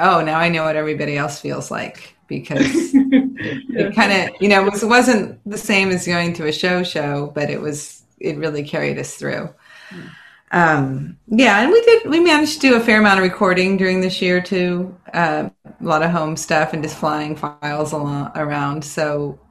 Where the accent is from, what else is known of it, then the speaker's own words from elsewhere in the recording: California, United States; I grew up in California, lived in various places in the country, but I've been in California most of my life